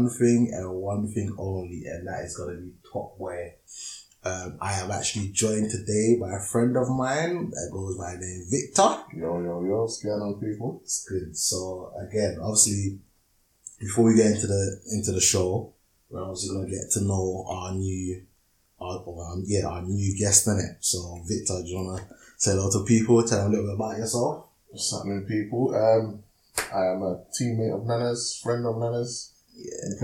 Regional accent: London, United Kingdom; also born or lived in Hackney, North London / Milton Keynes; I was born in North London, in Hackney, moved to South London, when I was about four or five.

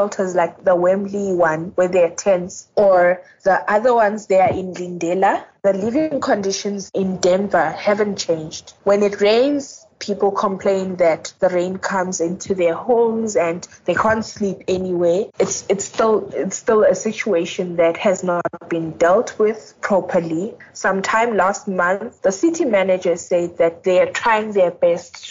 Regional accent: East Rand, Gauteng, South Africa; I'm from the East Rand

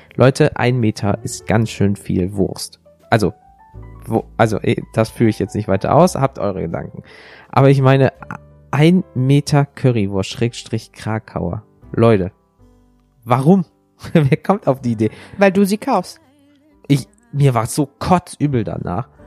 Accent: Rhineland, Germany; Ich komme aus dem Rheinland. CHSCH klingt für mich alles gleich.

